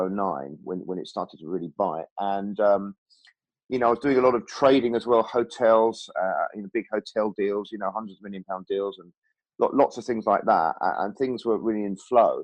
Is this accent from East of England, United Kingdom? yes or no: yes; Norfolk, East of England, United Kingdom; when I was actually in Norfolk, sort of from about 7 to 18, and when I was at school there at 13